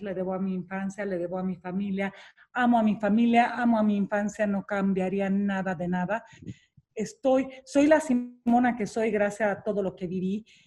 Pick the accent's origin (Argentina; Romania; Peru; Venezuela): Romania; now in Mexico; Nací en Rumania, nací en el comunismo, nací en un país con muchas limitaciones